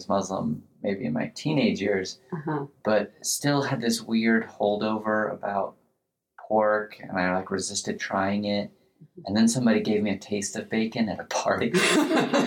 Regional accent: United States

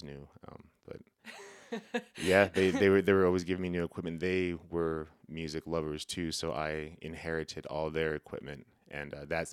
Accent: Laguna Pueblo, New Mexico, United States; I'm originally from New Mexico, Laguna Pueblo specifically.

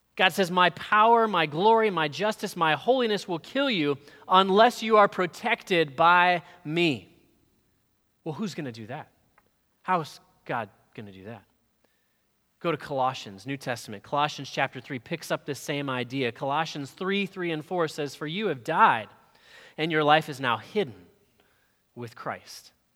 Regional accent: Florida, United States; We're from Florida

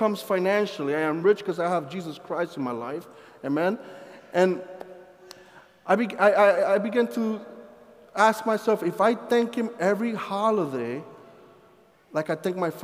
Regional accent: Colombia; also born or lived in Sussex County, Delaware; now in Delaware, United States; I'm from Colombia

